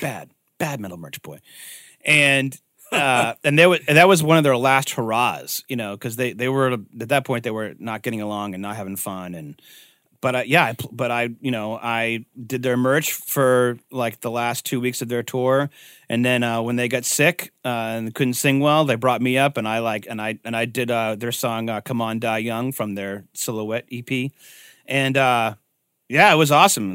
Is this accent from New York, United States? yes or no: no; Upton, Massachusetts, United States; when I was a kid growing up in Upton